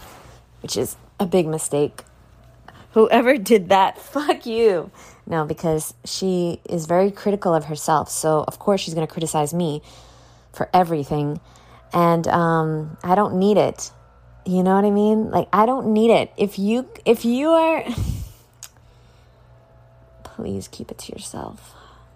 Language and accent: English; New York, United States; moved away as an adult; now in Florida, United States; I finally moved and I moved out of the state and I moved away. I moved far away from New York moved to Florida